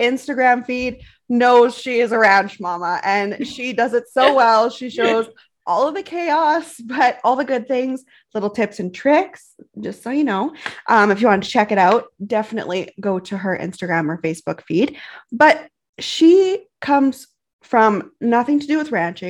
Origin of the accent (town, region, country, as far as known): Canadian Prairies, Canada